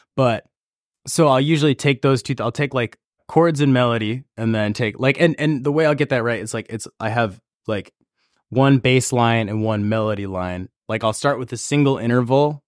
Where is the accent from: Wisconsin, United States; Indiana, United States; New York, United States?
New York, United States; Auburn; also born or lived in San Francisco, California / Santa Cruz, California; I grew up in Auburn, New York.